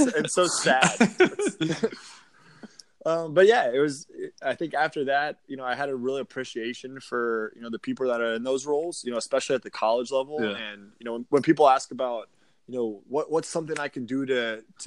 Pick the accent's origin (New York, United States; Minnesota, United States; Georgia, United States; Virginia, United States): Virginia, United States; Springfield; moved away as an adult; now in Jacksonville, United States; I grew up in Springfield, Virginia, about 50 minutes outside D.C.